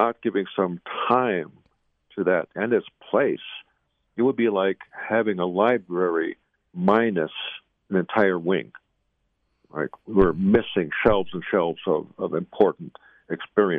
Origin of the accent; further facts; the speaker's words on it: Zuni Reservation, New Mexico, United States; I'm here on the Zuni Reservation, my hometown